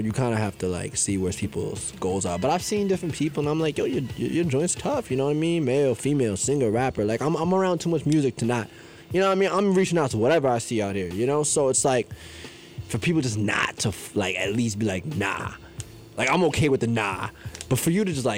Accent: New York, United States; I'm from New York, but a lot of my family's in California

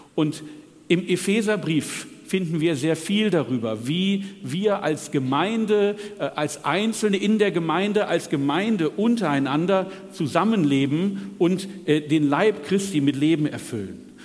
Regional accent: Northern Germany, Germany; Wie ihr an meinem nahezu perfekten Deutsch hört, komme ich aus Norddeutschland

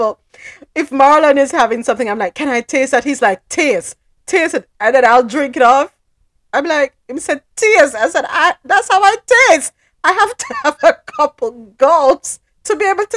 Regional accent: Jamaica; I'm Jamaican

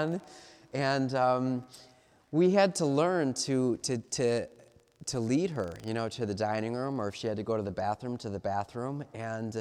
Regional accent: Cleveland, Ohio, United States; I'm from Cleveland

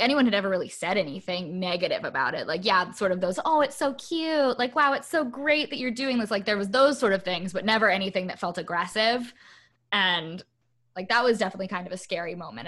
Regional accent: United States; being an American traveling somewhere else

